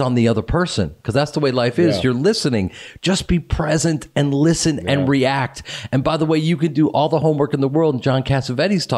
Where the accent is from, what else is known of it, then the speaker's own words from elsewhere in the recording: Chicago, Illinois, United States; moved away; he and I grew up in Chicago